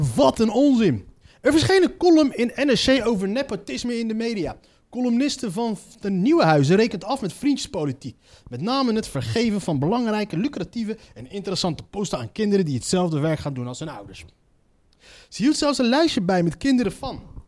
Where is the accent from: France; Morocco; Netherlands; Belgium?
Morocco; Ik als Marokkaan